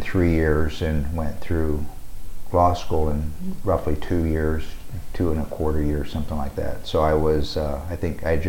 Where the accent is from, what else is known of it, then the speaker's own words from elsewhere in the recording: Sioux City, Iowa, United States; moved away as an adult; now in Omaha, United States; I grew up in Sioux City, Iowa, and graduated from high school in Sioux City.